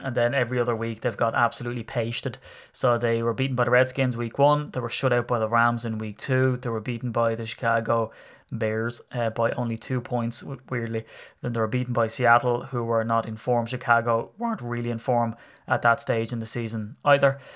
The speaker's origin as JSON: {"language": "English", "country": "Ireland", "said": "as an Irishman"}